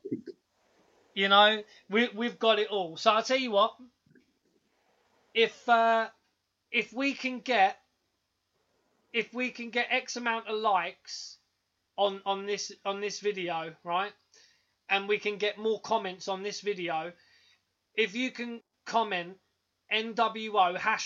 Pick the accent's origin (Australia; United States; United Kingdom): United Kingdom; England; We're a couple of cheeky English lads